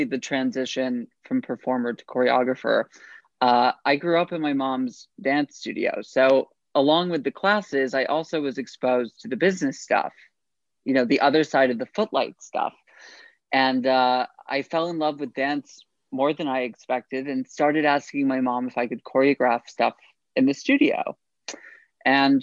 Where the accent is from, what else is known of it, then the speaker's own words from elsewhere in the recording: upstate New York, United States; moved away as an adult; now in New York City, United States; I'm from upstate New York originally